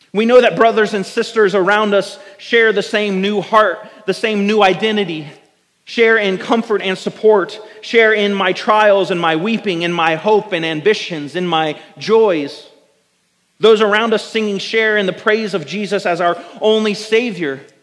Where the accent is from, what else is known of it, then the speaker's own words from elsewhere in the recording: United States; as American Christians